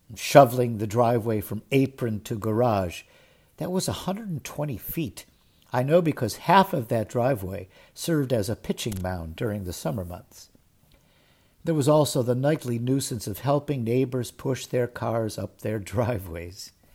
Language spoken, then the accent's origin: English; Cleveland, Ohio, United States; As a kid growing up in Cleveland, Ohio